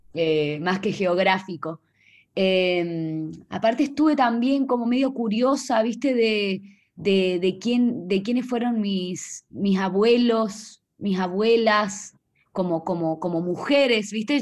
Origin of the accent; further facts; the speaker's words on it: Salta, Argentina; moved away; Yo soy eh, del, de Salta, del norte de Argentina